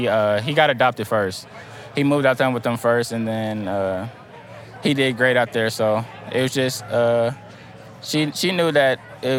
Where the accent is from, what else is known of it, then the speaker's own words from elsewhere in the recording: Newport News, Virginia, United States; I'm originally from Newport News, Virginia. You know, we were just bouncing around from place to place, time to time.